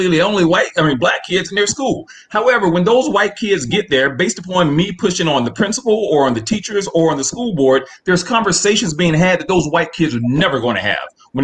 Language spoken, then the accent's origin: English; Columbia, South Carolina, United States; now in California, United States; I came up through schools with black teachers. I'm from Columbia, South Carolina.